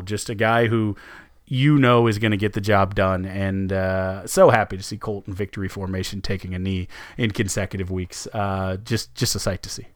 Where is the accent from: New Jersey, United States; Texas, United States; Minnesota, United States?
Texas, United States; San Antonio; we're from San Antonio